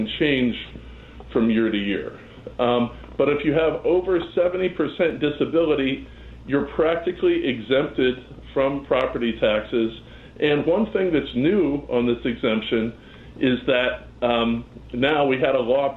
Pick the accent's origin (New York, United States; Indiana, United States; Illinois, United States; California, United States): Illinois, United States; Chicago; I grew up in Chicago. I actually grew up in the South Side